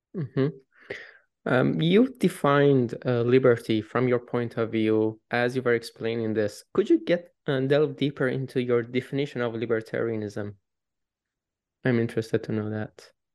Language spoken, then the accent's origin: English; Iran; moved away; I come from Iran. It was a very a limited, restricted country